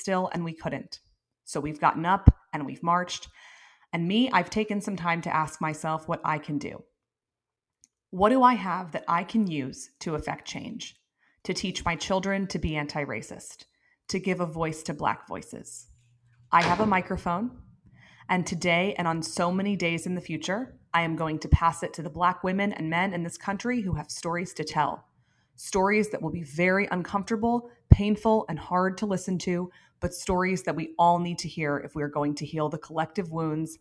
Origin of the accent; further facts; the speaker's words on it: Princeton, New Jersey, United States; I grew up in Princeton, New Jersey